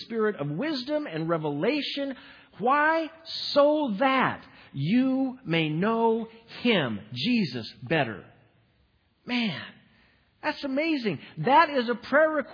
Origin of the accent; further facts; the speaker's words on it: Midwest, United States; I'm from the Midwest